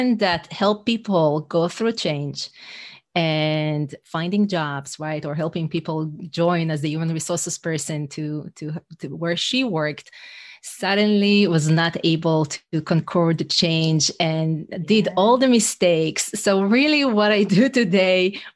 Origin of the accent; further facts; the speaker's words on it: Israel; English is a second language; moved away as an adult; now in New York City, United States; I'm originally from Israel.